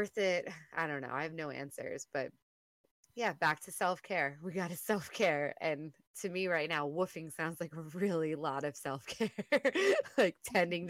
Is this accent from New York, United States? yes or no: yes; New York, United States; being a New Yorker